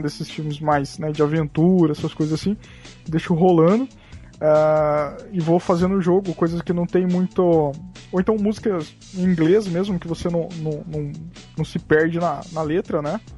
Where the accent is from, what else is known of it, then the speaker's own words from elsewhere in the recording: Mato Grosso do Sul, Brazil; sou do Mato Grosso do Sul, né? Então, tipo, aqui o negócio rola muito sertanejo